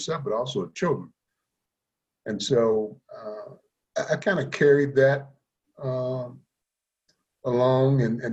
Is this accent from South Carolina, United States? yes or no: yes; Columbia, South Carolina, United States; also born or lived in Virginia; as a person growing up in Columbia, South Carolina